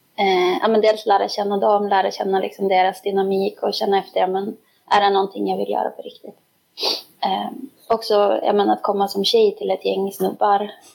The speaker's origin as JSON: {"language": "Swedish", "town": "Skellefteå", "region": "Västerbotten County", "country": "Sweden", "tie": "born or raised there", "said": "jag eh, är ju också från Skellefteå"}